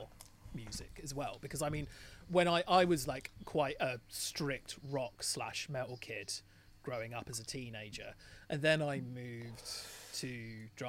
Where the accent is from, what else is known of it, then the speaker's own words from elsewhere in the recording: England, United Kingdom; I only speak one language because I'm English